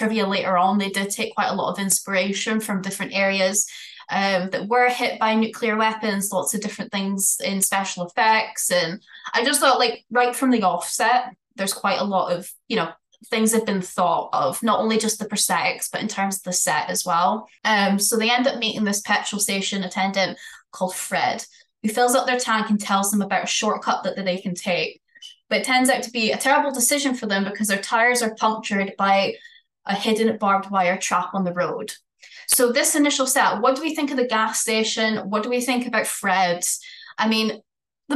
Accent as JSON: {"language": "English", "region": "Scotland", "country": "United Kingdom", "accent": "Scottish", "said": "my Scottish accent"}